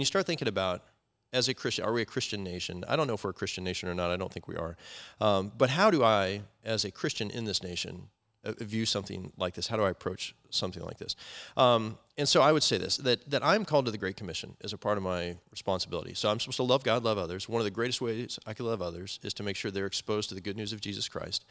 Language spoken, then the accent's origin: English; United States; I love being American